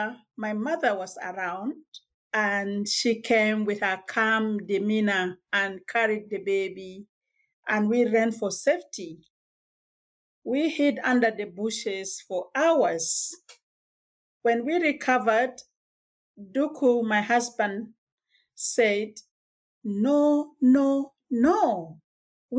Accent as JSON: {"language": "English", "country": "South Sudan", "moved": "as an adult", "lives_now": "Canada", "said": "I'm originally from South Sudan"}